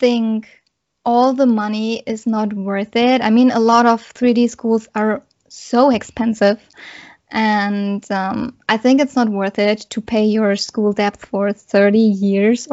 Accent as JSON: {"language": "English", "country": "Germany", "said": "I'm coming from Germany"}